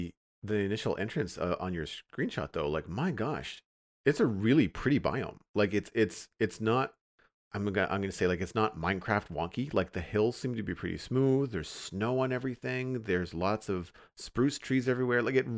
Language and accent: English; Canada; I am. Yep.